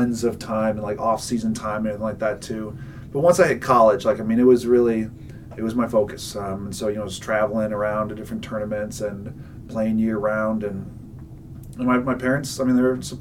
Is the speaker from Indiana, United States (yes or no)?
yes; Indiana, United States; I was born in Indiana